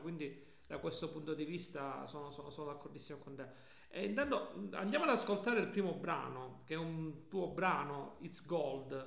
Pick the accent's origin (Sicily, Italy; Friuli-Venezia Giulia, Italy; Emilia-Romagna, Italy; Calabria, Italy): Calabria, Italy; noi quest'oggi da calabresi